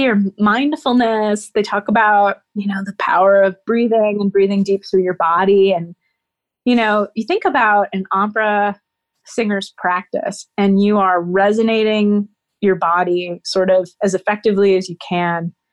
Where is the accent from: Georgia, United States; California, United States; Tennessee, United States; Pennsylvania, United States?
Tennessee, United States; Nashville; I grew up in Nashville, Tennessee